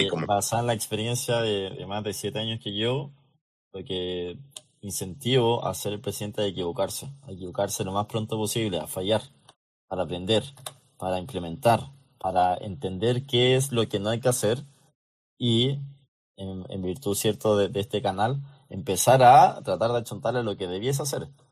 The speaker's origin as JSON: {"language": "Spanish", "country": "Chile", "said": "muchos de los chilenos necesitamos eso"}